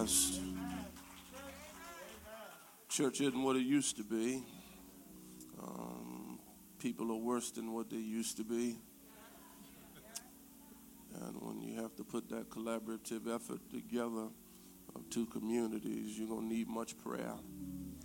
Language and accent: English; Philadelphia, Pennsylvania, United States; I'm from North Philly and I have to speak a little louder when I come to South Philly.